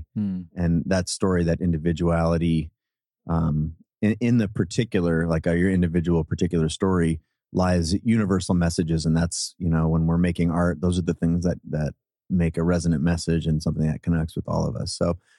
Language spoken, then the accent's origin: English; Seattle, Washington, United States; I grew up in Seattle, born and raised in Seattle.